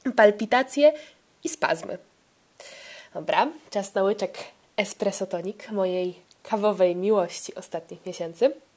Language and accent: Polish; Poland; ja, z Polski.